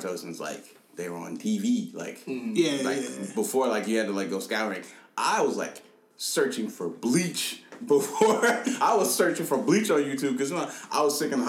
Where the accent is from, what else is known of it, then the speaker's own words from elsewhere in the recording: Nigeria; moved away; I was born in Nigeria